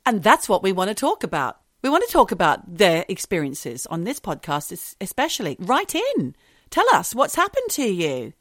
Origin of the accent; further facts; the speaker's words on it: London, United Kingdom; I'm a Londoner